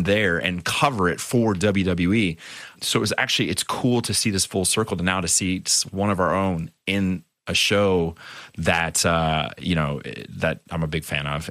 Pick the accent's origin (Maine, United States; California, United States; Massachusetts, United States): California, United States; San Diego; I was growing up in San Diego